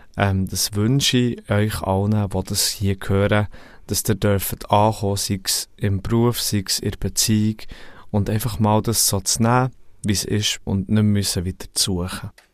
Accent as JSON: {"language": "German", "town": "Thun", "region": "Bern", "country": "Switzerland", "tie": "born or raised there", "said": "Ich bin aufgewachsen in Thun"}